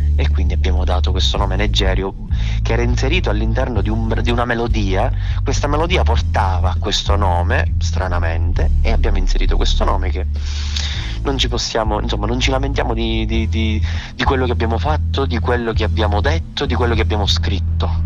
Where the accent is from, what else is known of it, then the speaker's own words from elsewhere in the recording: Catania, Sicily, Italy; essendo siciliani dobbiamo valorizzare la Sicilia